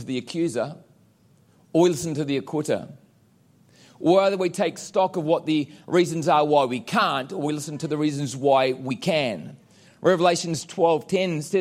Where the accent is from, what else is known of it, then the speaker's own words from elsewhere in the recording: New Zealand; moved away; I'm a Kiwi.